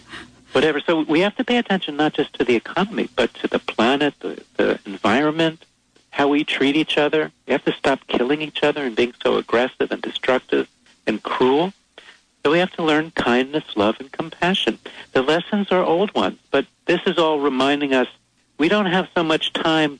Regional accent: New York City, New York, United States; I was born there, too.

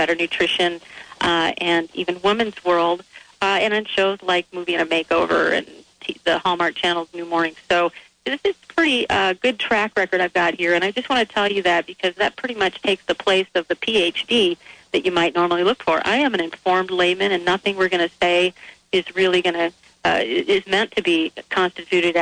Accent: Michigan, United States; the refined foods I grew up with in Michigan

